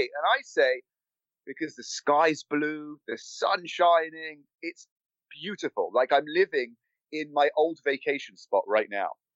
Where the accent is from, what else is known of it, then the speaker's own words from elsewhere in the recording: London, United Kingdom; moved away as an adult; now in Los Angeles, United States; my accent is real. I was born and raised in London